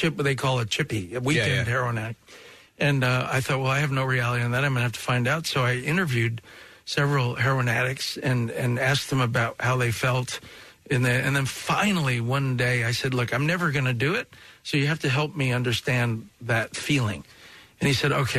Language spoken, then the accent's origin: English; New York, United States; I'm from New York.